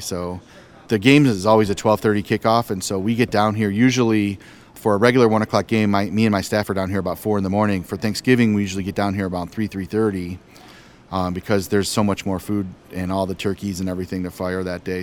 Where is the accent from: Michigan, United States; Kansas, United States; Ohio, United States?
Michigan, United States; Detroit; I grew up here in Detroit, so I'm a lifelong Lions fan